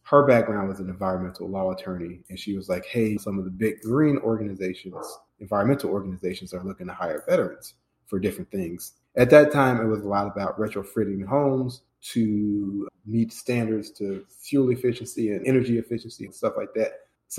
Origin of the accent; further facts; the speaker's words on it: Chicago, Illinois, United States; moved away as an adult; now in Atlanta, United States; I relocated from Chicago, Illinois, which is my hometown, to Atlanta, Georgia in 2015.